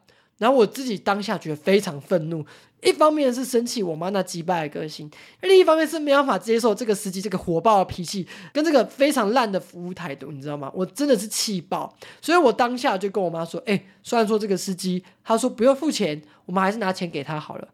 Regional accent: Taiwan; 我们台湾人

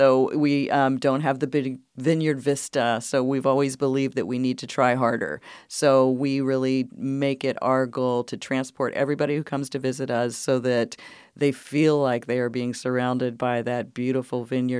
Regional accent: East Coast, United States; now in Sebastopol, United States; I'm from the East Coast originally.

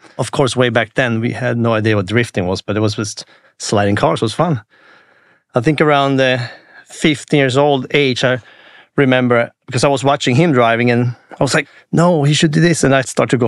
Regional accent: Jokkmokk, Norrbotten County, Sweden; English is a second language; moved away as an adult; now in United States; I grew up in Lapland, Sweden, above the Arctic Circle.

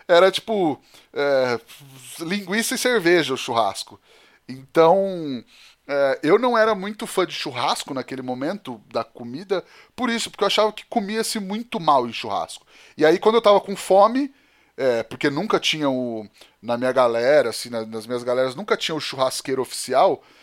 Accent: Penápolis, São Paulo, Brazil; also born or lived in Campinas; eu cresci em Penápolis, né? Eu sou nascido em Campinas, mas eu cresci mesmo em Penápolis, me considero muito penapolense também

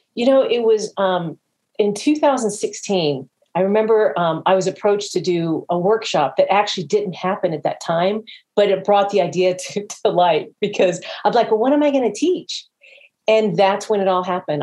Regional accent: Jacksonville, Florida, United States; my hometown of Jacksonville

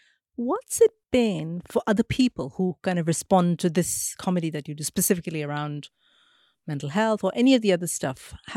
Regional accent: India; I'm thinking of like India, growing up in India, living in India.

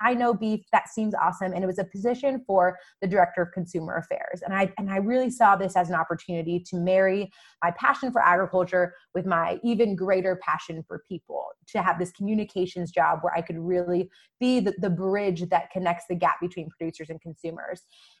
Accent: central coast of California, United States; also born or lived in Kentucky; I grew up on my family's seventh generation cattle ranch. It's now seven generations. I'm a sixth generation cattle rancher here in rural California. Now, when I tell people I'm from California

